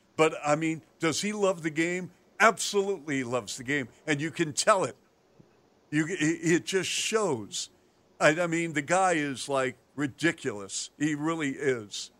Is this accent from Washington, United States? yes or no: yes; Seattle, Washington, United States; now in Chicago, United States; growing up in Seattle, I'm from Seattle, and I remember the Seattle Pilots in '69